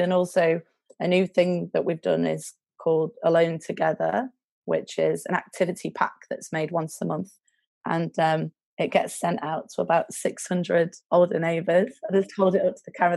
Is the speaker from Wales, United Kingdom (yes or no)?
no; Baxenden, North West England, United Kingdom; I'm from um, a village called Baxenden, which is near Accrington. It's like 18 miles north of Manchester.